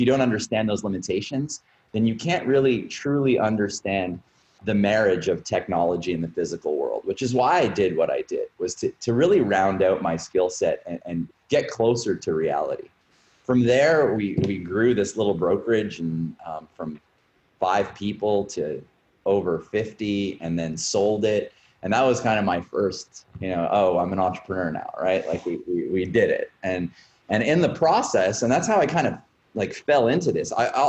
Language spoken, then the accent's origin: English; Canada; also born or lived in Montreal / Toronto / Vancouver / Halifax; I'm founder and CEO of Bus Patrol. I was born in Montreal, was raised pretty much across the country. I lived half my life in Toronto, a quarter of it in Montreal, spent some time in Vancouver and Halifax. Coast to coast in Canada.